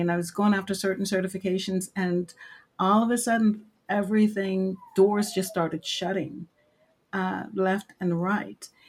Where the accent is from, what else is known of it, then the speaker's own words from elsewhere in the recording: Maryland, United States; I live in Maryland, originally born and raised in Maryland